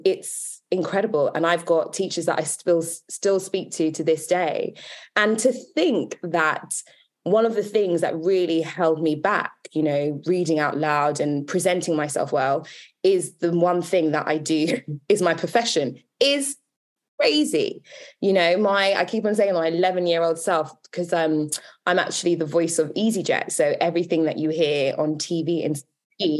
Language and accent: English; London, United Kingdom; also born or lived in Wembley / Northwood; I was brought up in Northwest London, Kensal Rise, and then my family moved to Wembley, and then they moved to Northwood, and now I live in Harrow